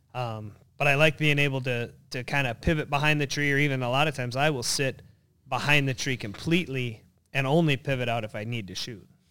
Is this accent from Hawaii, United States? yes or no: no; North Idaho, United States; moved away as an adult; now in Minnesota, United States; I grew up in North Idaho, uh, but then right around, uh, ninety-four-ish, I moved out here to go to college and have been a Minnesota resident, uh, ever since